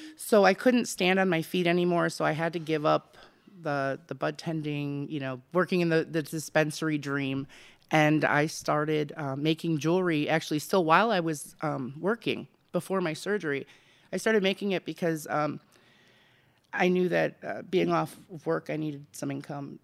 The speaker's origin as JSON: {"language": "English", "town": "Racine", "region": "Wisconsin", "country": "United States", "tie": "born or raised there", "also_born_or_lived": "McAllen, Texas", "moved": "as an adult", "lives_now": "Arizona, United States"}